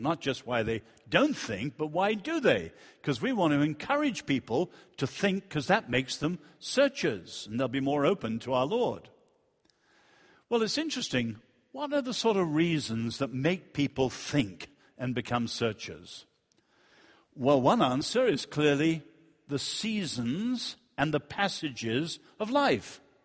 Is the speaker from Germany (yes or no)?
no; China; moved away; also born or lived in Europe / United States; I was born in China and I've lived in Europe and the United States